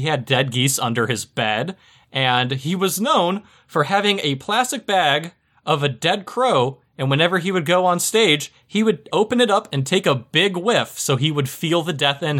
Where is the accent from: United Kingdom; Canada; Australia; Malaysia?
United Kingdom; England; It also helps because I'm English